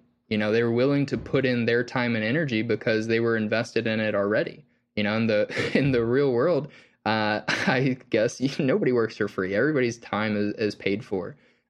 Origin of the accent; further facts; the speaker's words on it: Southeast, United States; I grew up in the Bible Belt of the Southeast United States, but I personally was not necessarily, you know, religious growing up.